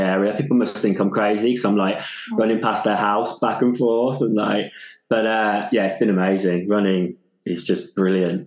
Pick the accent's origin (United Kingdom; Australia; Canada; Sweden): United Kingdom; Stratford-upon-Avon, West Midlands; also born or lived in London / Wales; now in Mid Wales, United Kingdom; I grew up in Stratford-upon-Avon, Shakespeare world